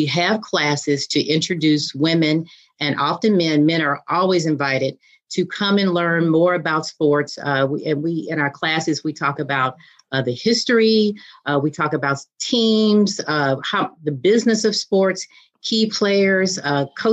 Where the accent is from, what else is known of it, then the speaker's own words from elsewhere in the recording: Virginia, United States; I grew up in Virginia